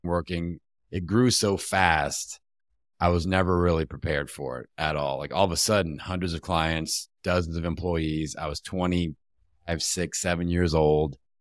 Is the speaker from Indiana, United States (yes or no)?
yes; Bloomington, Indiana, United States; my hometown back in, uh, Bloomington, Indiana